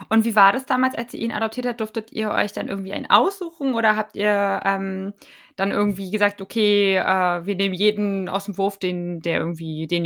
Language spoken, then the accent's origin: German; Potsdam, Brandenburg, Germany; ich komme aus Potsdam